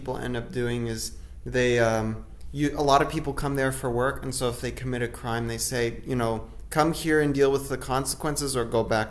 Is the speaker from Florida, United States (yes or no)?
yes; Orlando, Florida, United States; where we grew up in Orlando.